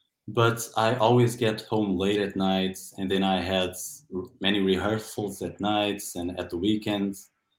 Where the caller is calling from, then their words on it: Castelo Branco, Centro, Portugal; English is a second language; I'm calling from Portugal. In a city called Castelo Branco, which literally means White Castle.